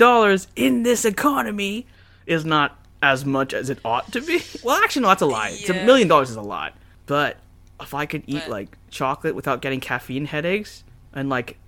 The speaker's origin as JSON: {"language": "English", "country": "Canada", "said": "from Canada"}